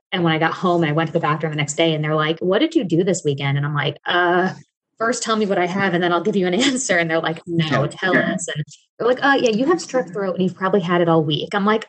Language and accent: English; Midwest, United States; moved away as an adult; also born or lived in Ohio / Alaska; now in Texas, United States; Because I had just moved to Alaska when we first talked. So I'm from the Midwest. I was in Ohio when I got into obstacle course racing